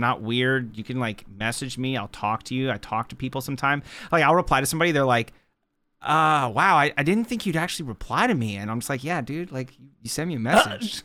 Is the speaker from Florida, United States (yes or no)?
yes; Florida, United States